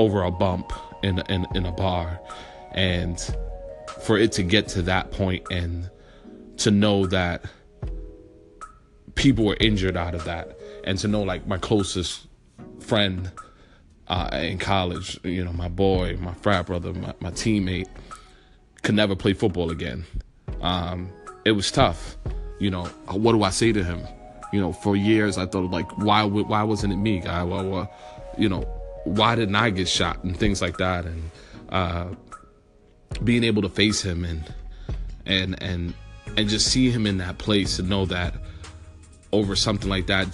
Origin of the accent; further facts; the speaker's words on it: New York City, New York, United States; growing up in New York and growing up in the Bronx